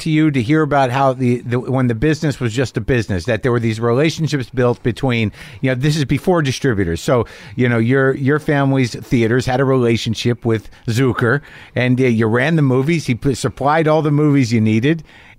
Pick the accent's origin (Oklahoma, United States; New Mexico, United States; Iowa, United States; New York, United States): New Mexico, United States; moved away; My people are from Jersey. I grew up in New Mexico.